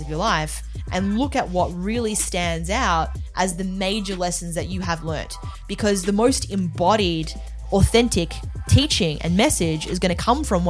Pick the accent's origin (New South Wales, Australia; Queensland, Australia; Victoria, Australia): Victoria, Australia; Melbourne; I'm Australian, yeah.